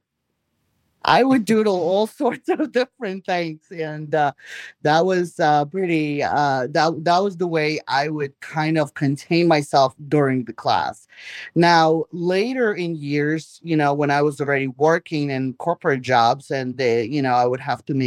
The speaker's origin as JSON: {"language": "English", "country": "Belarus", "tie": "born or raised there", "also_born_or_lived": "New York, United States", "first_language": "Russian", "second_language": "English", "moved": "yes", "lives_now": "Florida, United States", "said": "I was born in Belarus, came here 30 years ago, lived in New York for 30 years."}